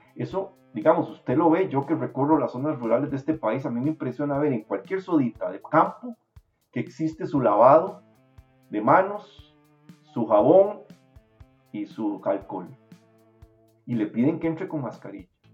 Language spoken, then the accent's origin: Spanish; Costa Rica; moved away as an adult; also born or lived in New Jersey, United States; yo necesitaba salir de acá, quitarme, quitarme el peso del país encima